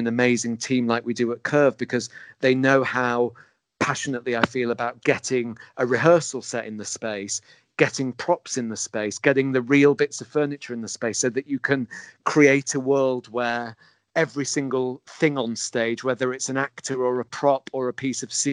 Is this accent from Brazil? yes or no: no; England, United Kingdom; our obsession as English people